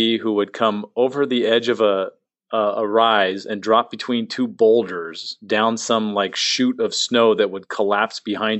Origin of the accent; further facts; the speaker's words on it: San Diego, California, United States; now in Tampa, United States; As somebody born and raised in San Diego